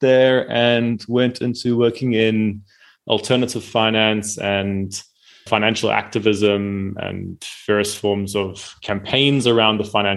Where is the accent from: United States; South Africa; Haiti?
South Africa; I'm from South Africa.